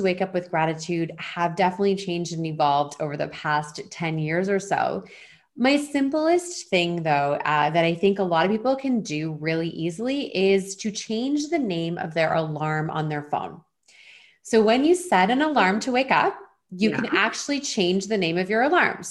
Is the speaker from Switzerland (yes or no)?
no; Eastern Canada, Canada; moved away as an adult; now in Vancouver Island, Canada; I'm originally from Eastern Canada